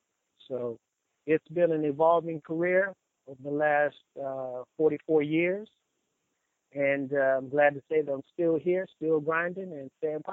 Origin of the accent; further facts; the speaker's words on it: Dallas, Texas, United States; moved away; I was originally born and raised in Dallas, Texas.